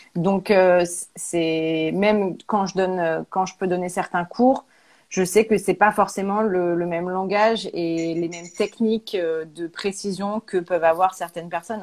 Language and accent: French; Auvergne-Rhône-Alpes, France; moved away as an adult; also born or lived in Paris; now in Clermont-Ferrand, France; on est originaire d'Auvergne